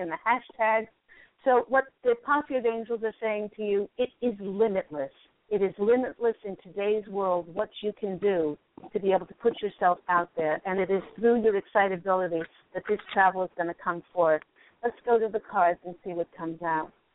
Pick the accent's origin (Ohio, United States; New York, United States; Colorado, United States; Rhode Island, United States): New York, United States; I was born in New York